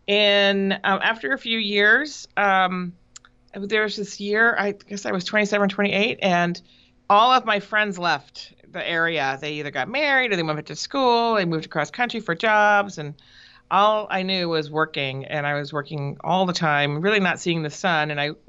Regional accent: Boston area, Providence, New England, United States; moved away as an adult; also born or lived in Minnesota / Los Angeles; now in San Francisco area, United States; I grew up on the East Coast, actually, in the Boston area, and then in Providence, where I went to high school. And then I went to college in Minnesota

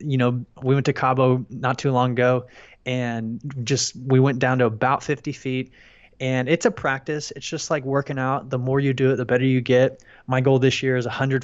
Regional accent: Friendswood, Texas, United States; also born or lived in Houston, Texas; I'm from Houston, Texas, and I grew up in a little town called Friendswood.

